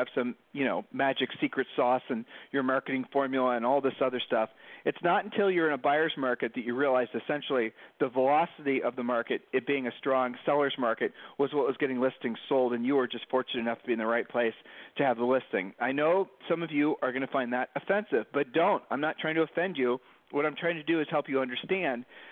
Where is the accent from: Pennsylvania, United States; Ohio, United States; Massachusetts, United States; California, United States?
Ohio, United States; Columbus; moved away as an adult; now in Puerto Rico; we're from the Midwest in Columbus, Ohio, and when we were growing up, you didn't get the day off from school